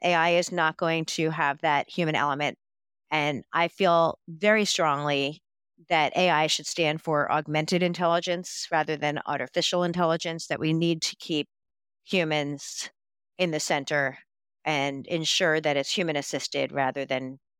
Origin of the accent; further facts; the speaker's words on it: New York, United States; I'm a New Yorker. I can talk really fast.